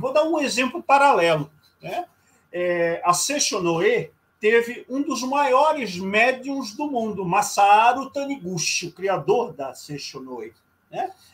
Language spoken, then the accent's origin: Portuguese; Rio de Janeiro, Brazil; moved away; no Rio de Janeiro, minha terra natal